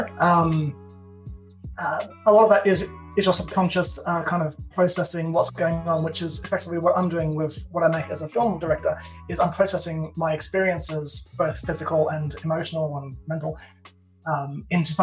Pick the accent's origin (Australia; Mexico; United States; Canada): Australia; I'm Australian